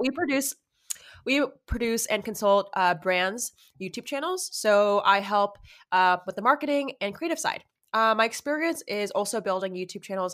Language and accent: English; Los Angeles, California, United States; I'm from